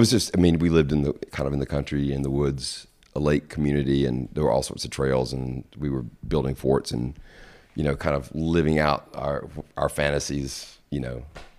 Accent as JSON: {"language": "English", "town": "Madison", "region": "Mississippi", "country": "United States", "tie": "born or raised there", "also_born_or_lived": "Jackson, United States", "said": "And we moved out to Madison, which is a little town just north of Jackson, when I was probably in the third grade."}